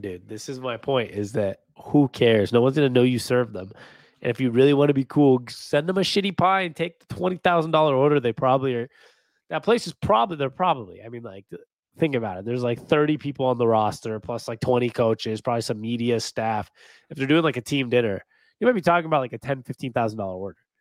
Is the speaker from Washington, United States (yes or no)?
yes; Seattle, Washington, United States; my hometown Seahawks